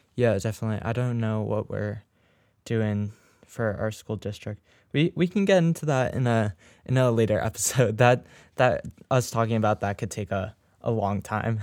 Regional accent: New England, United States; the team that me and Charlie, um, root for, the, the Red Sox, um, because we're from New England

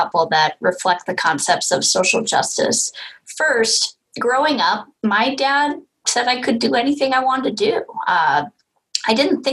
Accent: California, United States; I'm from California

